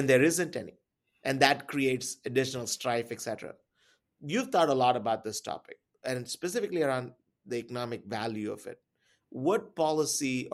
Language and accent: English; India; I come from India